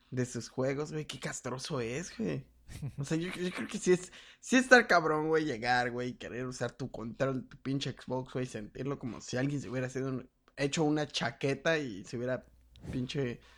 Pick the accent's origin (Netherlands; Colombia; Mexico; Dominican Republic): Mexico; qué cerdos somos los putos mexicanos